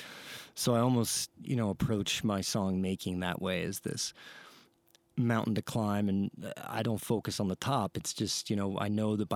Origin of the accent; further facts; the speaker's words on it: Ohio, United States; moved away as an adult; now in Santa Fe, United States; I'm from Ohio